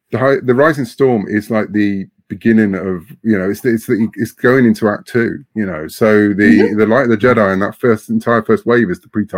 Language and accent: English; United Kingdom; Over here in the UK, we pronounce things differently